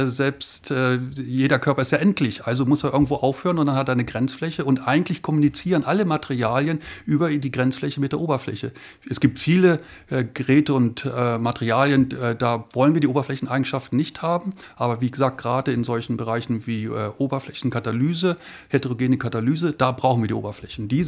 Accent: Lüneburg, Lower Saxony, Germany; also born or lived in Göttingen; now in Ulm, Germany; Ja, ich komme aus Niedersachsen, bin in Lüneburg aufgewachsen und bin dann nach Göttingen zum Studieren gegangen, habe dort Physik studiert

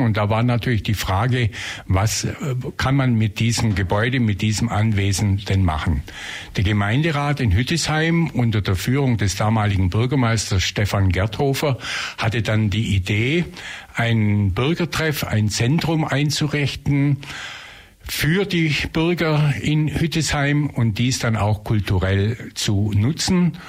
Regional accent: Leipheim, Bavaria, Germany; also born or lived in Tübingen; now in Ulm, Germany; ich bin gebürtig aus Leipheim, in der Nähe von Günzburg, habe mein Abitur hier in Ulm gemacht

